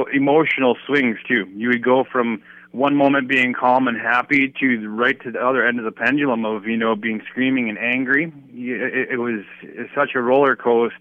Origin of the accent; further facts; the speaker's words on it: Bismarck, North Dakota, United States; I'm born and raised in Bismarck, North Dakota